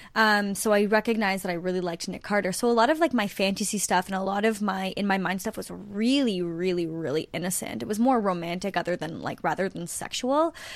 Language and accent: English; Canada